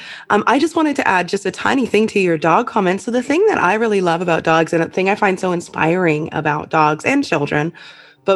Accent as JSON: {"language": "English", "country": "Canada", "said": "I am Canadian"}